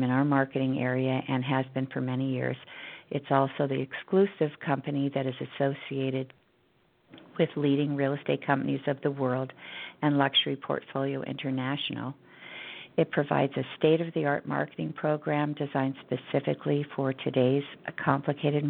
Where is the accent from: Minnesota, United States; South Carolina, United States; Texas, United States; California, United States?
California, United States; Los Angeles; I grew up in Encino, which is a San Fernando Valley suburb of Los Angeles, and I never left.